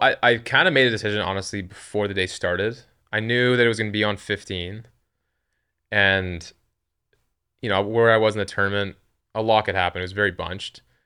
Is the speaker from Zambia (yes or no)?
no; Western Canada, Canada; I'm from Canada, but I'm from the West